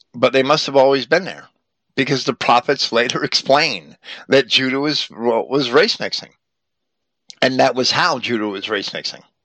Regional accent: Virginia, United States; I was born in 1960 in Virginia

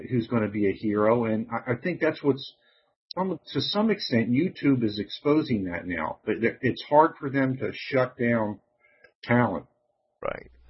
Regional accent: the North, United States; I'm from the North.

